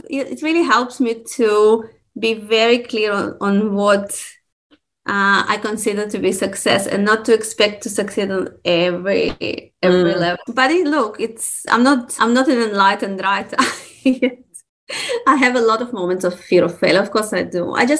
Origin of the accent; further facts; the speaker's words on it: Russia; born there; also born or lived in Israel / Australia; so I was born in Russia, okay? And in Russia, when you read children's books, they say when the dogs say, Gav. Then I moved to Israel.